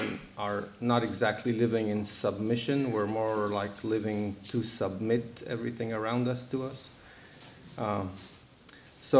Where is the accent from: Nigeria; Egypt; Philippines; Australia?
Egypt; moved away as an adult; now in United States; I was born in Egypt, but I've been here since I was 18